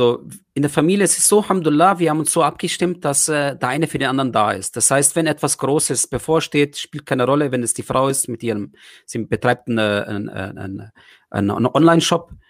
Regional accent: Germany; Ich habe einfach meine ganzen Erfahrungen, die ich hatte, äh, äh, aufgewachsen in Deutschland

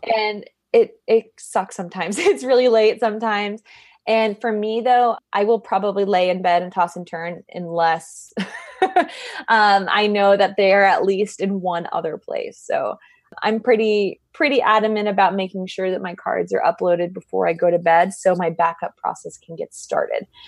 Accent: Arizona, United States; I'm from Arizona, so that was, that was home.

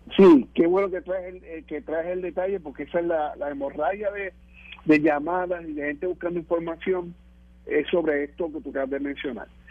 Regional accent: Lares, Puerto Rico; allá mi pueblo de Lares

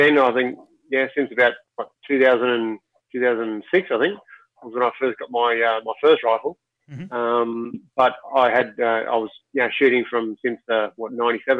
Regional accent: Sydney, New South Wales, Australia; I grew up in Western Sydney, my parents never had firearms or anything like

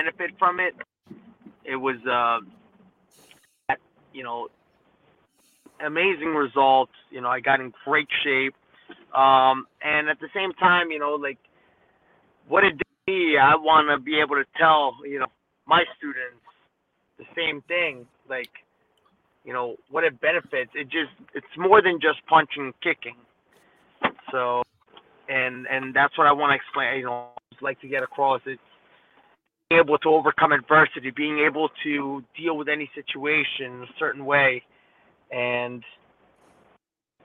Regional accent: New York City, New York, United States; also born or lived in Miami / Columbus; I grew up in New York City, pretty much. When I was in Miami, went to live in Columbus for a bit, then came to New York, and been living here ever since.

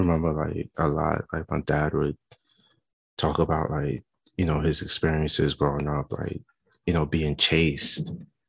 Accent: New York City, New York, United States; moved away; also born or lived in Chicago; growing up in East Flatbush, growing up in Brownsville

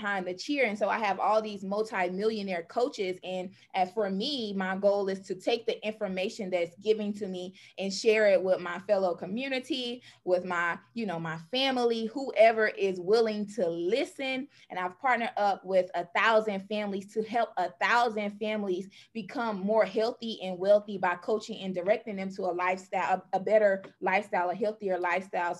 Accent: Salisbury, North Carolina, United States; I am from Salisbury, North Carolina

